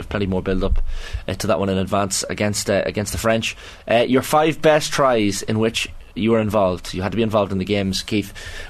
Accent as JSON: {"language": "English", "country": "Ireland"}